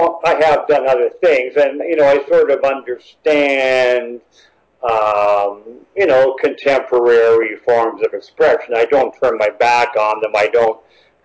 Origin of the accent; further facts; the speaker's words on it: Echo Bay, Ontario, Canada; my experience being a boy and growing up in Northern Ontario